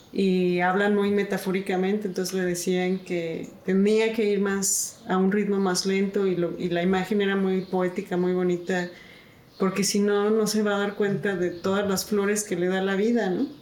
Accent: Mexico; mexicana, este, mujer

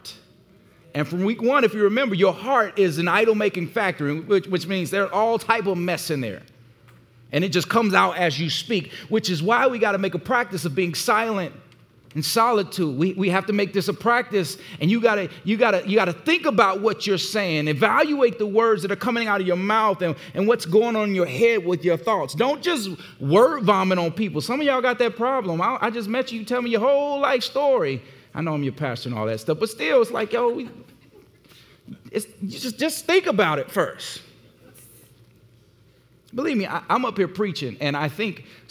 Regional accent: Gary, Indiana, United States; I grew up in Gary, Indiana

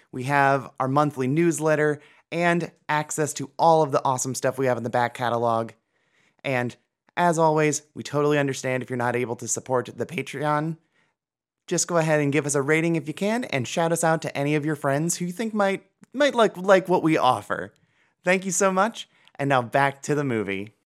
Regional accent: Cleveland, Ohio, United States; I'm from Cleveland, Ohio

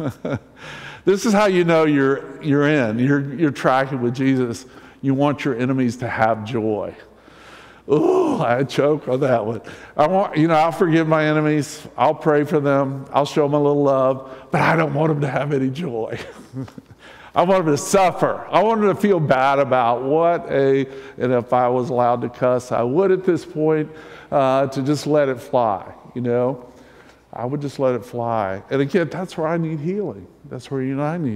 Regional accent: the South, United States; I'm from the South. I grew up in the South.

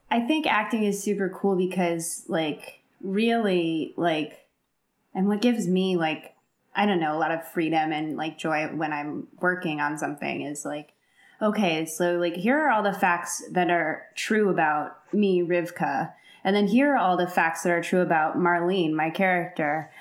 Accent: Chicago, Illinois, United States; now in Los Angeles, United States; I'm from Chicago

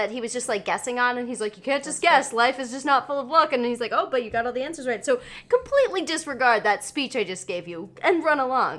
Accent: Cincinnati, Ohio, United States; and I'm from Cincinnati, Ohio.

